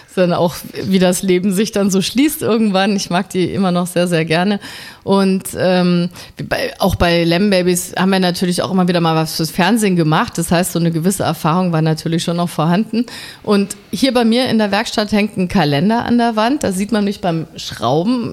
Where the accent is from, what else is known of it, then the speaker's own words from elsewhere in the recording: Munich, Bavaria, Germany; now in Berlin, Germany; ich komme ja aus München, da trinkt man ja relativ früh ein Bier